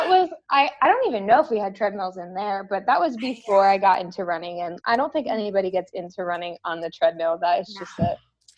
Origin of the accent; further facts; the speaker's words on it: New England, United States; now in Texas, United States; I mean, growing up in New England, everybody in Texas, which is where I live now, is always like, oh my gosh, the winter must be terrible.